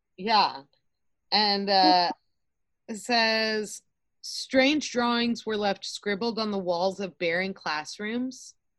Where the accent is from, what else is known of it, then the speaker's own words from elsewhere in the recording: Austin, Texas, United States; moved away; I grew up in Austin